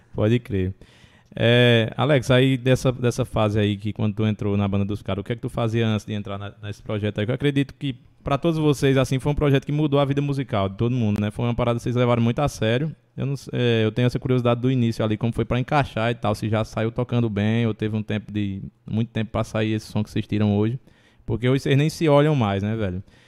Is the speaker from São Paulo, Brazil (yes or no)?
no; Brejo, Ceará, Brazil; eu sou do Brejo, né?